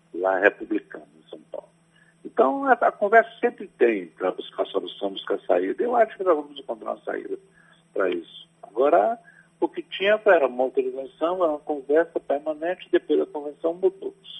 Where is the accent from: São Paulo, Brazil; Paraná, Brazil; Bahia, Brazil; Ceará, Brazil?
Bahia, Brazil; Ituaçu; also born or lived in Salvador, Bahia; desde menino, quando eu tinha cinco, oito anos, em Ituaçu, na minha terra